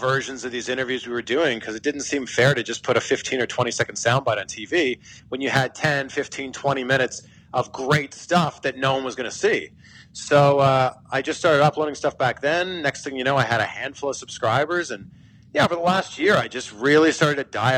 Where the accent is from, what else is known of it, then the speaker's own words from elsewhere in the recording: Pickering, Ontario, Canada; moved away as an adult; also born or lived in Vancouver / Cleveland / Miami; now in United States; I'm from Canada. I'm from a small town called Pickering, Ontario.